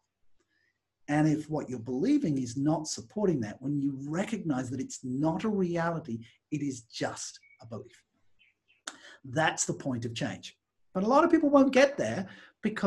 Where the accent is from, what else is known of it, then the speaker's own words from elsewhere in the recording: England, United Kingdom; moved away; also born or lived in Australia / Singapore / Malaysia; when I grew up in England